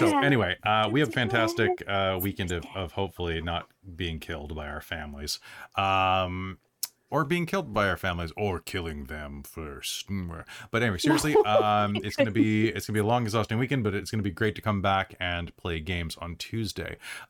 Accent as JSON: {"language": "English", "country": "United States", "moved": "yes", "lives_now": "Canada", "said": "I'm American"}